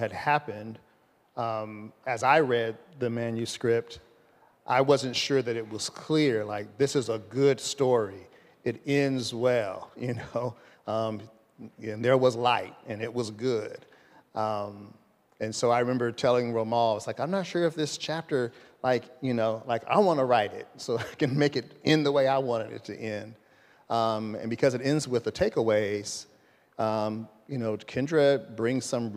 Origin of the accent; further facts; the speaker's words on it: Los Angeles, California, United States; I'm from Los Angeles